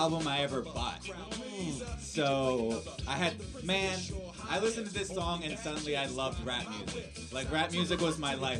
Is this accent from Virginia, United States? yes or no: yes; Alexandria, Virginia, United States; also born or lived in Reston, Virginia; I grew up in Alexandria. I grew up in Reston and then moved to Alexandria, where I went to West Potomac High School.